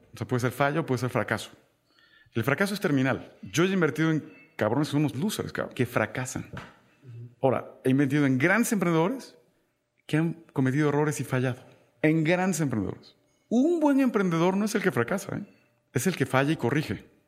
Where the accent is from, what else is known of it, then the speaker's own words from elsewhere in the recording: Tabasco, Mexico; moved away; yo soy tabasqueño. Y en Tabasco siempre hice algunos pequeños proyectos